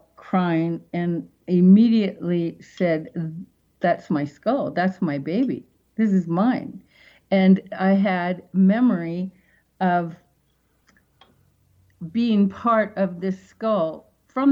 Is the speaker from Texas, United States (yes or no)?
no; Seattle, Washington, United States; moved away; back in Seattle, that's my hometown